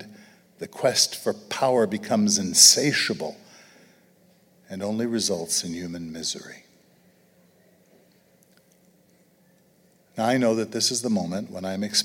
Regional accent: New York City, New York, United States; moved away; growing up in Brooklyn

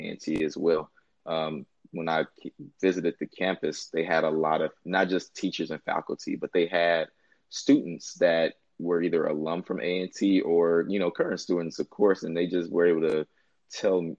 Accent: Chicago, Illinois, United States; moved away as an adult; I'm from Chicago, Illinois. And like you said, pretty much my origin story from Chicago

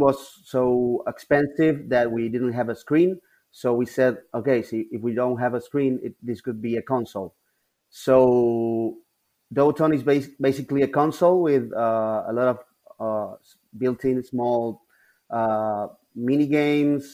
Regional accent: Buenos Aires, Argentina; we're from Buenos Aires, the capital city of Argentina

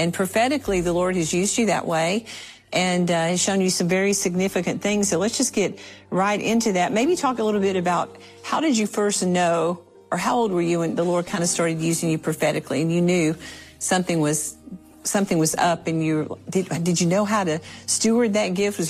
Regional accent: South Carolina, United States; I was born in South Carolina

